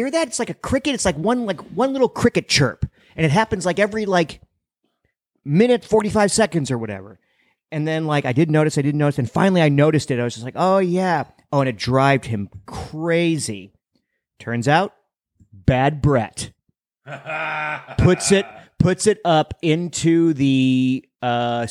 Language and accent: English; Chicago, Illinois, United States; I grew up in Chicago